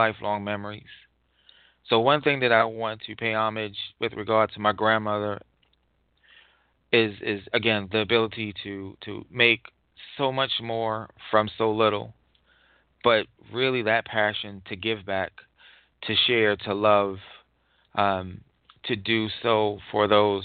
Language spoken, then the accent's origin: English; New York City, New York, United States; we grew up in Far Rockaway, Queens